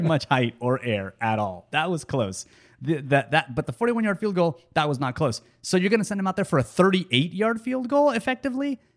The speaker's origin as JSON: {"language": "English", "country": "United States", "said": "I'm an American."}